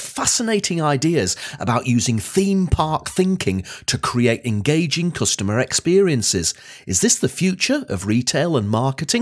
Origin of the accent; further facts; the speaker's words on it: Blackpool, North West England, United Kingdom; now in Edinburgh, United Kingdom; I was born in Blackpool, spent a lot of my childhood and teenage years on Blackpool Pleasure Beach.